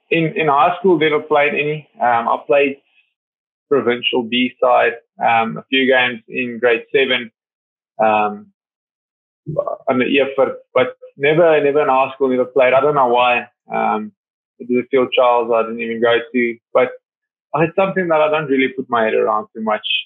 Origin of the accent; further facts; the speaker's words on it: Vereeniging, Gauteng, South Africa; Yeah, yeah. Well, started there. Um, I mean, it was very nice.